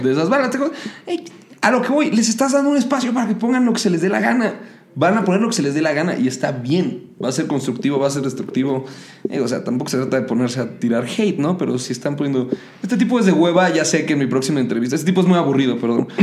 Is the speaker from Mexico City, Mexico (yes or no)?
yes; Mexico City, Mexico; soy chilango, estoy paseado y me creo mucho porque soy de la ciudad.